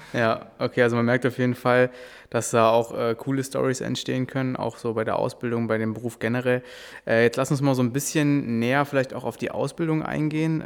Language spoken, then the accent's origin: German; Berlin, Germany; wir sind ja auch aus Berlin